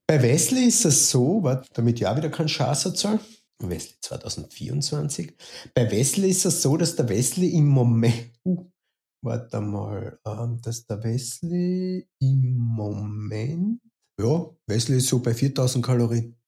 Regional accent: Carinthia, Austria; also born or lived in Stockerau; now in Vienna, Austria; gebürtig ähm, Kärntner, quasi an der Grenze zur Steiermark im Süden von Österreich. Ähm, jetzt wohnhaft in Wien, Wien seit ähm, 1999

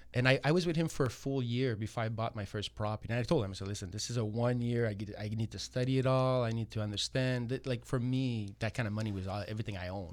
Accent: Montreal, Quebec, Canada; moved away as an adult; now in Toronto, Canada; I'm born and raised in Montreal. I moved to Toronto.

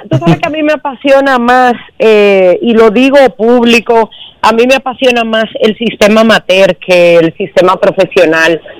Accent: Dominican Republic; la oportunidad a nosotros como dominicanos

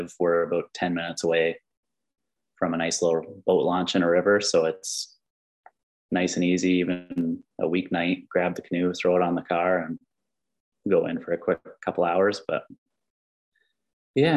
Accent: Springbrook, Ontario, Canada; I grew up in Springbrook. So I have a lot of family in the area.

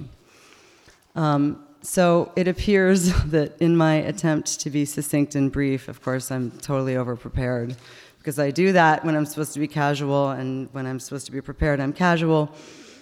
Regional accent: United States; moved away as an adult; also born or lived in Montreal, Canada; now in Canada; as an American who just got there

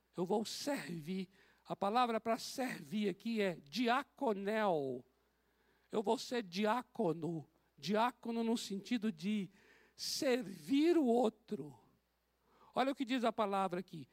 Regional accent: Bahia, Brazil; moved away; Lá na Bahia, de onde eu vim, nós tínhamos a despensa

